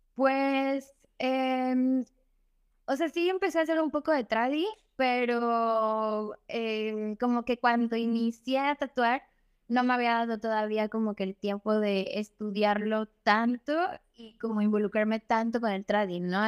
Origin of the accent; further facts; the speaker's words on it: Xalapa, Veracruz, Mexico; yo soy de, de Jalapa y allá hay muchos artistas